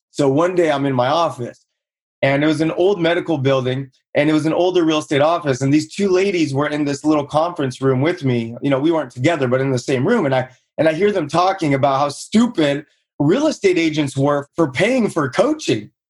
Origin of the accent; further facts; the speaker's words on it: Buena Park, California, United States; grew up in Buena Park, California, played sports my whole life.